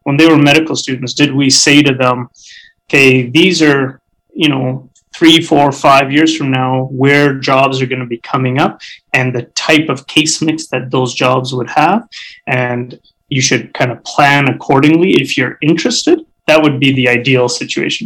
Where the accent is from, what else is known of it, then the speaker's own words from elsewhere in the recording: Canada; also born or lived in Alberta; as a Canadian society